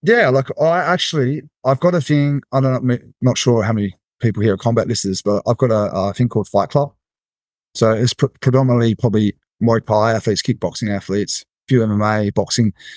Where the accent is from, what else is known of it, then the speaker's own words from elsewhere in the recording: Australia; as an Aussie coming to Vegas